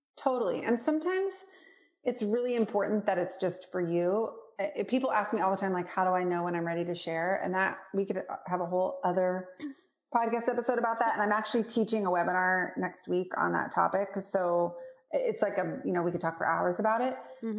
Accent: Portland, Oregon, United States; moved away; also born or lived in Spokane, Washington; I grew up in Portland, Oregon.

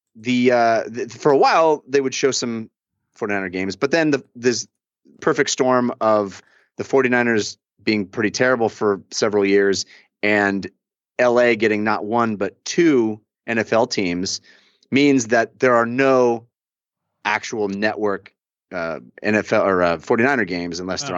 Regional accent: Bay Area, California, United States; now in Los Angeles, United States; I grew up in the Bay Area

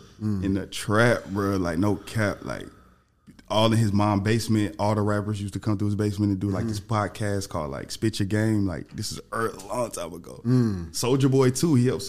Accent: the South, United States; And I'm from the South.

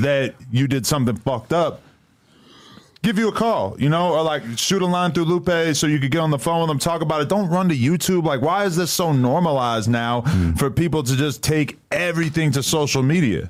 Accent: New Hampshire, United States; I'm too from New Hampshire

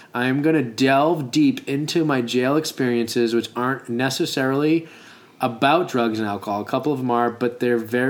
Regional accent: Arizona, United States; also born or lived in Boston, Massachusetts; I was born in Boston, moved to Arizona

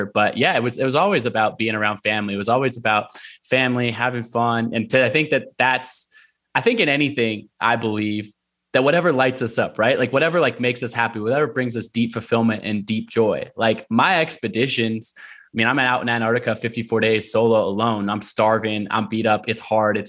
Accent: Portland, Oregon, United States; also born or lived in Olympia, Washington; growing up in Portland, Oregon

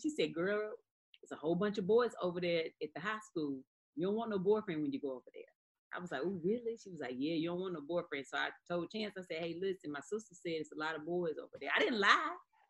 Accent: Eden, North Carolina, United States; Yeah, Eden, North Carolina.

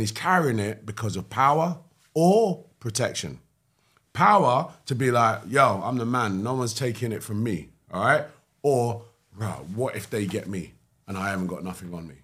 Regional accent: London, United Kingdom; I grew up in East London. Hackney, Cannon Town.

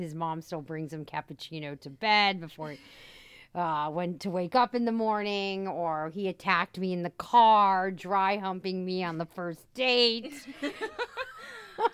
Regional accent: United States; moved away as an adult; now in Rome, Italy; we come from the States

